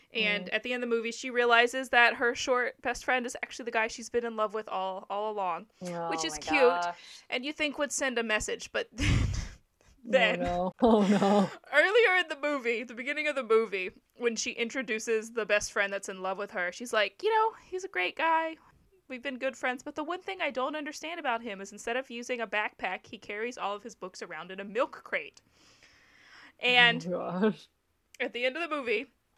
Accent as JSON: {"language": "English", "region": "Southern United States", "country": "United States", "said": "I also like The Walking Dead because I'm from the South, and they're set in Atlanta, which is not near where I'm from"}